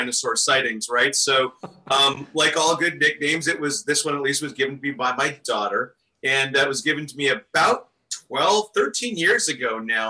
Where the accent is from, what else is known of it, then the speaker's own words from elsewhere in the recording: Maine, United States; also born or lived in Minneapolis, Minnesota; I'm born in Minnesota, raised in Maine, and really just been a seacoast guy at heart